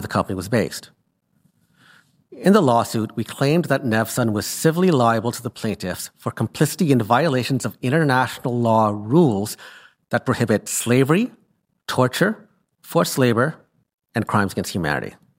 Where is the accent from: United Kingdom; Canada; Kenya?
Canada; I returned home to Canada